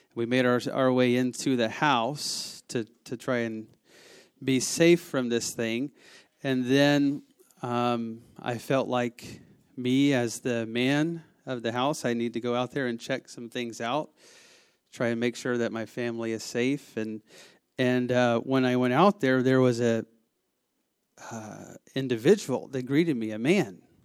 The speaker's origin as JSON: {"language": "English", "region": "the South", "country": "United States", "said": "I am from the South"}